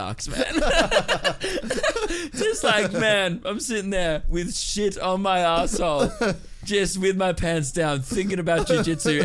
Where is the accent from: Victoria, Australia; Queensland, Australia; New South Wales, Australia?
Victoria, Australia; Melbourne; I'm from Melbourne